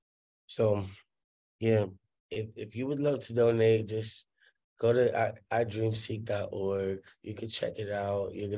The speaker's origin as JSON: {"language": "English", "town": "Hollywood", "region": "California", "country": "United States", "said": "Like, I'm from Hollywood. Like, yeah, we don't do horses back there, you know?"}